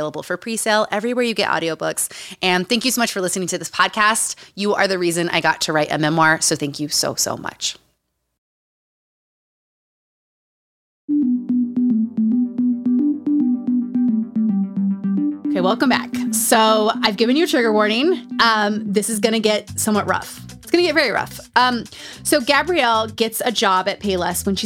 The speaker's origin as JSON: {"language": "English", "region": "Utah", "country": "United States", "tie": "born or raised there", "said": "Growing up in Utah."}